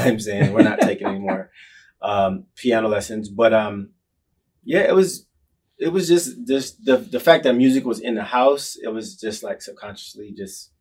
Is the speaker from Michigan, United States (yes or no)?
yes; Lansing, Michigan, United States; I'm from Lansing, Michigan, the Midwest, and, middle-class family